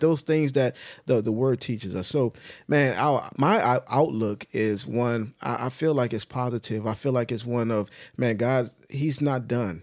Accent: United States; speaking as an American

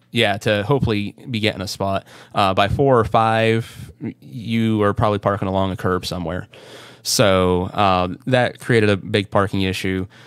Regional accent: Northwest Pennsylvania, United States; my hometown here in P A, which is like I said, Northwest P

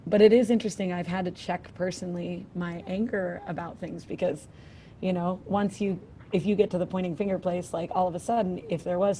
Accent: Philadelphia, Pennsylvania, United States; moved away as an adult; now in Alaska, United States; growing up as a Philadelphian, you know, we had a lot of black white, you know, disparity, crazy race relations in Philadelphia

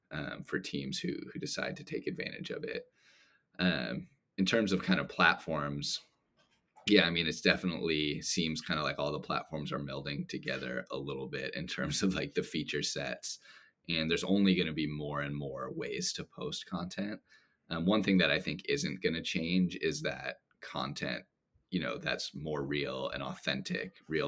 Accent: Los Angeles, California, United States; Oh man, I gotta go with my hometown team, the LA Lakers.

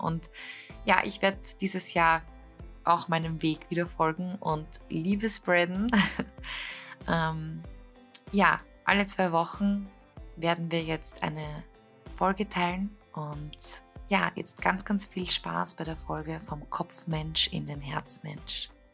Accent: Klosterneuburg, Lower Austria, Austria; wir kommen ja beide aus Kloster Neuburg

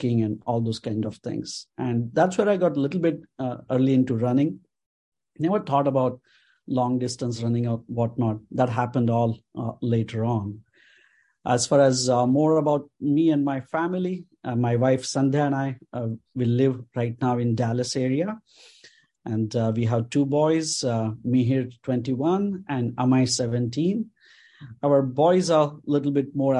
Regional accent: Mumbai, Maharashtra, India; moved away as an adult; I grew up in Ville Parle area.

